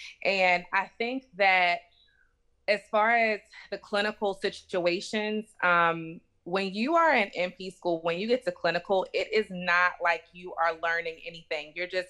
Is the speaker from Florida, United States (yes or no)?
no; Baltimore, Maryland, United States; So, first, I grew up in Baltimore, Maryland.